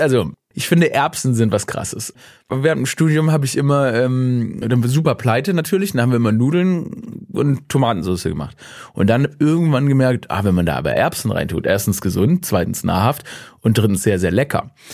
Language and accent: German; Stuttgart, Baden-Württemberg, Germany; ich bin gebürtiger Stuttgarter.